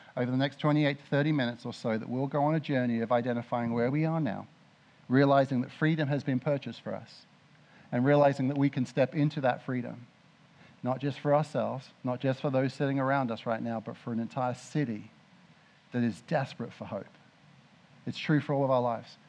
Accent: Mildenhall, East of England, United Kingdom; moved away; I grew up in Mildenhall, right next to RAF Mildenhall.

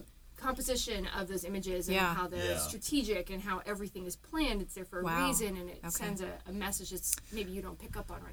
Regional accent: Centerville, Ohio, United States; I grew up in Centerville, which is a suburb of Dayton

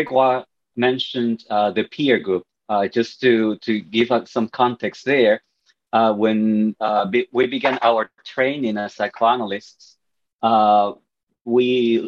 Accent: Puerto Rico; I am from Puerto Rico

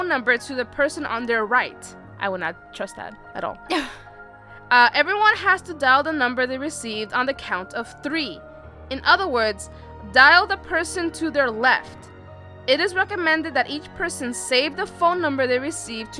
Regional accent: New York, United States; we're from New York

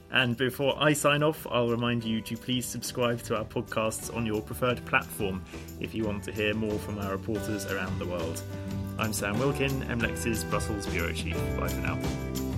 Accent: United Kingdom; now in Belgium; as a Brit living in Belgium

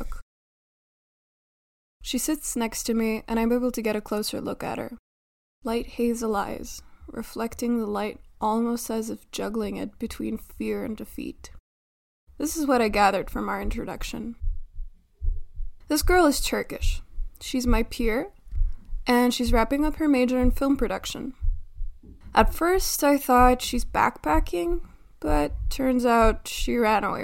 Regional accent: North Macedonia; also born or lived in Skopje; from my hometown to the capital, where I'm doing my major in marketing

